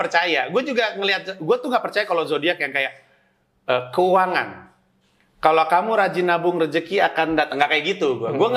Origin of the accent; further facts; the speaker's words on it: Jakarta, Indonesia; Jakarta gua